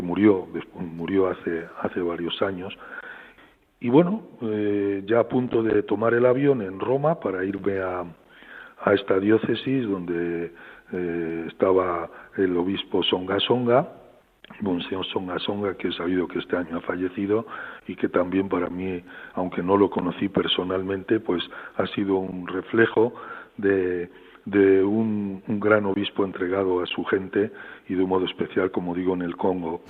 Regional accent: Frandovínez, Castile and León, Spain; moved away; also born or lived in Madrid / Rome / Osma-Soria / Pamplona; recuerdo tantos momentos preciosos en mi pueblo

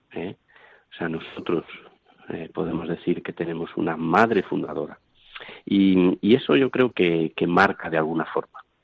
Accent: Medina del Campo, Castile and León, Spain; now in Toledo, Spain; soy de Medina del Campo

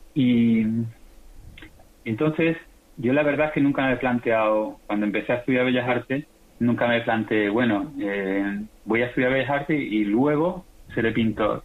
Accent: Seville, Andalusia, Spain; also born or lived in Rota / Chile; soy sevillano, aunque nací en Rota, pero fue, fue de casualidad. Estuve, nací un mes solo.

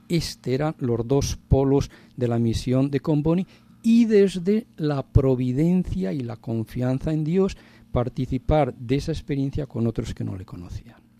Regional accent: Padilla de Abajo, Castile and León, Spain; mi pueblo, soy de un pueblecito de Burgos, de Padilla de Abajo

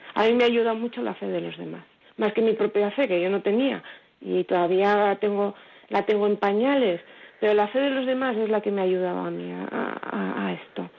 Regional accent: Villafranca, Spain; now in Marcilla, Spain; yo soy de Villafranca, aunque vivo en Martilla

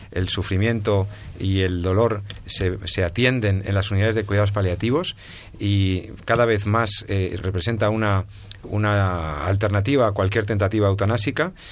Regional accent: Spain; como ciudadano español

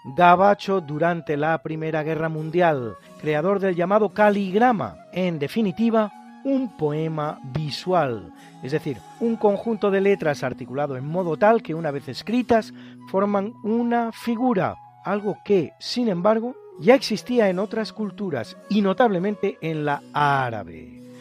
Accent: Spain; somos los españoles

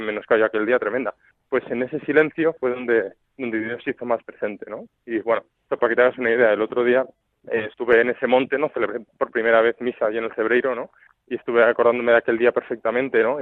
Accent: Valencia, Valencian Community, Spain; also born or lived in Almería; now in Madrid, Spain; Nací en Valencia, he vivido en Almería y luego ya en Madrid.

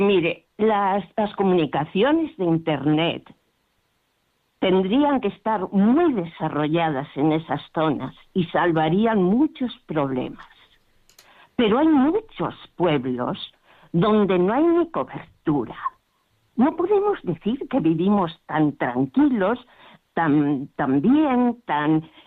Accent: Frómista, Castile and León, Spain; yo soy de Fromista

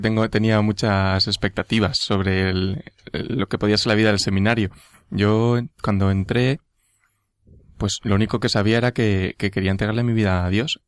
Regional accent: Madrid, Community of Madrid, Spain; soy de Madrid, mm, nací en Madrid

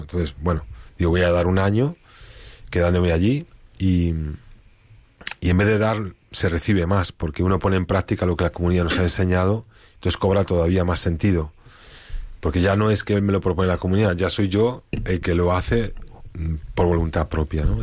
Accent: Spain; yo como español

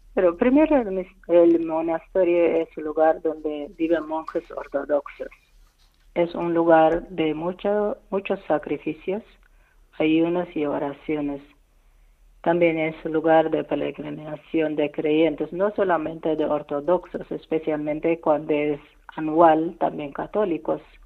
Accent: Eritrea; Spanish is a second language; moved away; 32 años operado en mi país

